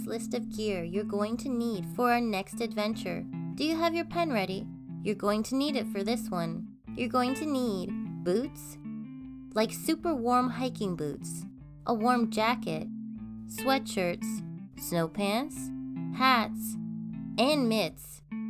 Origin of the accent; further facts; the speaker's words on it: Canada; This is a Canadian podcast about the myths, legends, and just good old stories Canada has to tell.